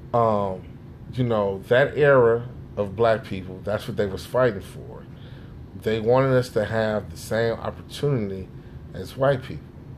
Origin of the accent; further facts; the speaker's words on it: Chicago, Illinois, United States; also born or lived in Jamaica; now in Naperville, United States; I'm from Chicago